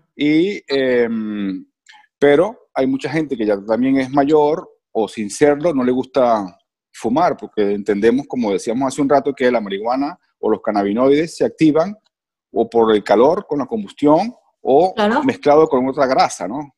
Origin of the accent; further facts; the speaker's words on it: Venezuela; Soy venezolano